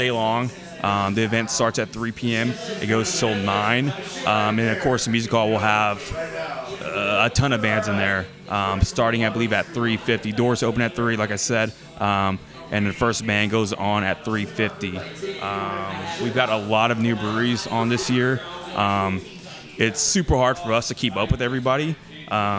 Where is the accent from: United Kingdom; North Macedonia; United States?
United States; Humble, Texas; I'm from Humble